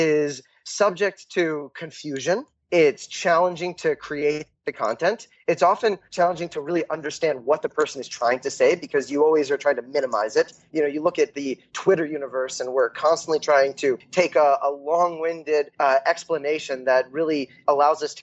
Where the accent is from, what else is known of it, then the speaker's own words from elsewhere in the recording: Columbia, Maryland, United States; moved away as an adult; also born or lived in Morristown, New Jersey; now in Israel; I was born in Columbia, Maryland. Grew up in Columbia and the suburbs around it